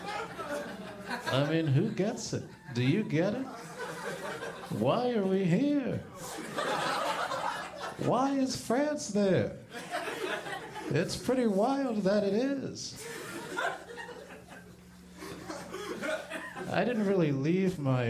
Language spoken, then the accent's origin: English; Plano, Texas, United States; I grew up in Plano, Texas, just north of Dallas, Texas